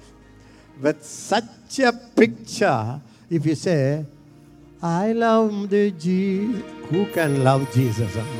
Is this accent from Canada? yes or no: no; India; I am an Indian.